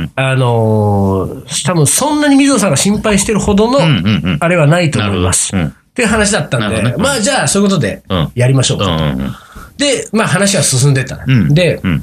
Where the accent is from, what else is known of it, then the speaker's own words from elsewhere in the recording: Hamamatsu, Shizuoka, Japan; moved away as an adult; also born or lived in Tokyo; 僕は浜松ですから